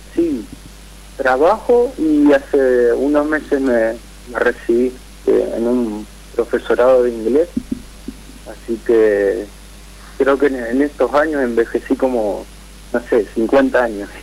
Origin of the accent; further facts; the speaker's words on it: Santa Fe, Argentina; de Santa Fe